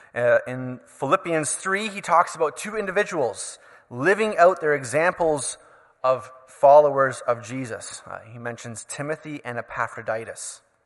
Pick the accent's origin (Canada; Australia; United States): Canada; As a Canadian citizen